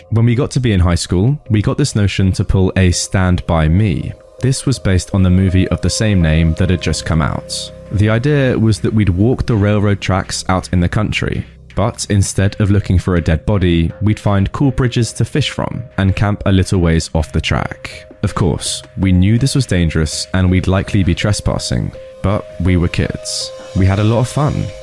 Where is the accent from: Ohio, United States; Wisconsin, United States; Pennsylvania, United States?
Ohio, United States; I grew up in Ohio in the 70s, and me and my childhood friend Joe were outside all the time we could manage it.